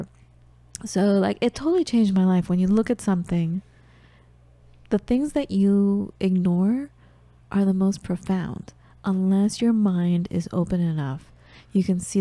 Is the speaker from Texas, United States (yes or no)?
no; Los Angeles, California, United States; accent: American; growing up in the United States